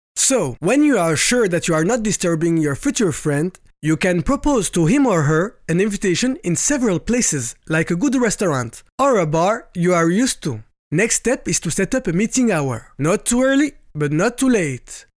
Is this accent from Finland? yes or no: no; Quebec, Canada; first language French; English is a second language; I'm from Quebec, Canada